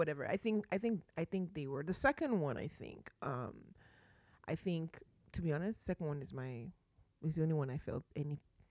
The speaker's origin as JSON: {"language": "English", "country": "Nigeria", "said": "Maybe because I'm Nigerian"}